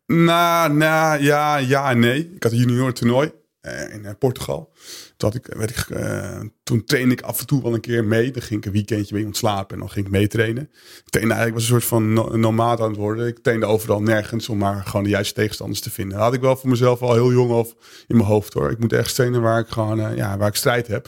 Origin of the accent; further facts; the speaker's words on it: Veendam, Groningen, Netherlands; ik ben geboren en getogen in Veendam